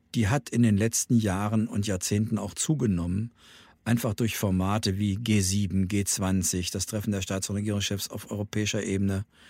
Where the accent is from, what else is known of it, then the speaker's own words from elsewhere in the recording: Germany; wir Deutschen